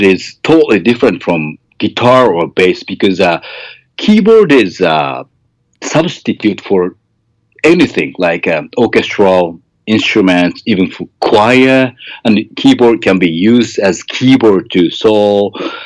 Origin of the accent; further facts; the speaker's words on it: Japan; first language Japanese; English is a second language; Japanese because it's my mother tongue